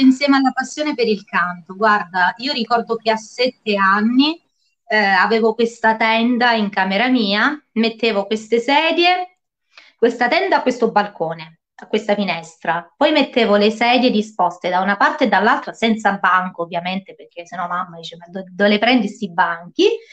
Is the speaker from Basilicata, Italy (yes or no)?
yes; Lauria, Basilicata, Italy; moved away as an adult; now in Calabria, Italy; ho la mia scuola di musica che si trova a Lauria, quindi nel mio paese natale